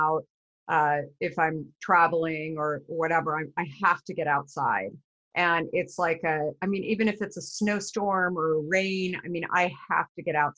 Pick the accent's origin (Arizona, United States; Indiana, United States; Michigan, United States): Arizona, United States; I grew up in Arizona.